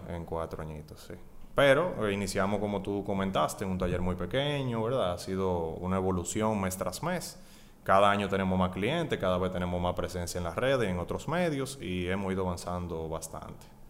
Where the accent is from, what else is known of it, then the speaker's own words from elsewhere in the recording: Santo Domingo, Distrito Nacional, Dominican Republic; also born or lived in Puerto Plata; Nací en Puerto Plata, luego vinimos aquí a Santo Domingo, estudié en el Colegio Loyola, toda la, desde preprimario hasta cuarto de bachillerato